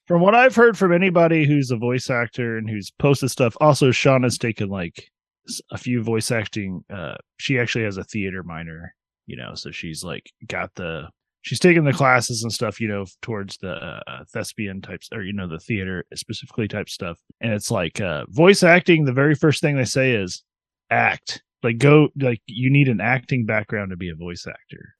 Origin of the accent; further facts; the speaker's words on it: United States; I'm an American